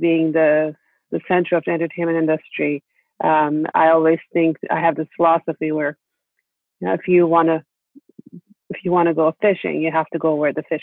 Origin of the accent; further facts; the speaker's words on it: Istanbul, Turkey; Growing up in Istanbul